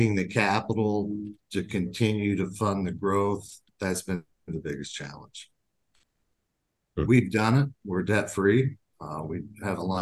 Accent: Indiana, United States; moved away as an adult; now in Minnesota, United States; I grew up in Indiana.

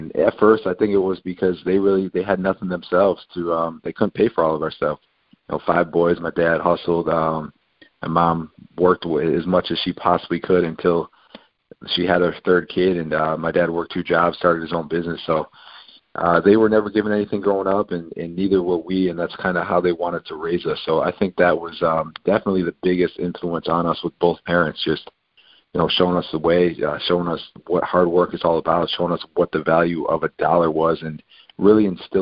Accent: Buffalo, New York, United States; I grew up five boys in Buffalo, New York

